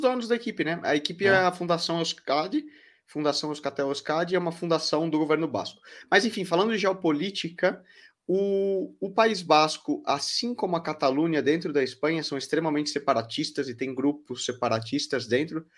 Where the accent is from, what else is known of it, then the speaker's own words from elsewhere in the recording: Brazil; now in Valencia, Spain; como brasileiro